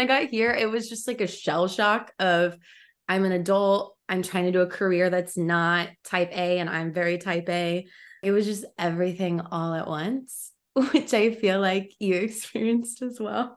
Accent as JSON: {"language": "English", "town": "Overland Park", "region": "Kansas", "country": "United States", "tie": "born or raised there", "moved": "as an adult", "lives_now": "Los Angeles, United States", "said": "I grew up in the Midwest"}